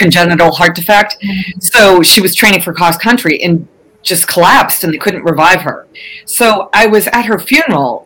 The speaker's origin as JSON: {"language": "English", "region": "Massachusetts", "country": "United States", "said": "I'm from Massachusetts"}